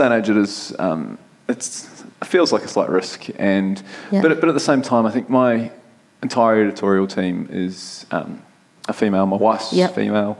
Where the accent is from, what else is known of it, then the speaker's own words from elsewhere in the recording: New Zealand; As a Kiwi